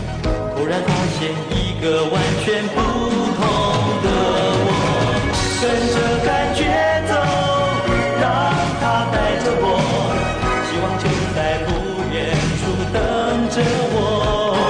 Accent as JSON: {"language": "Chinese", "country": "Taiwan"}